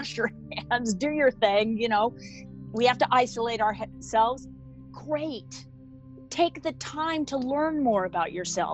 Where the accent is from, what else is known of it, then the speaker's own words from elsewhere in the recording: Sun Valley, Idaho, United States; I grew up in Sun Valley, Idaho